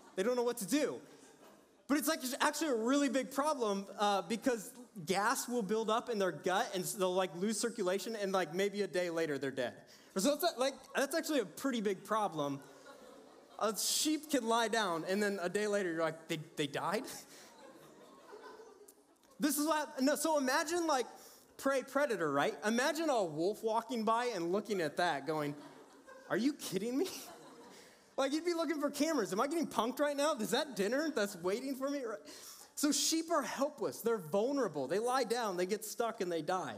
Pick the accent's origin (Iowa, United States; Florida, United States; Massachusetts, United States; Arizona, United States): Iowa, United States; Cedar Falls; I was born and raised in Iowa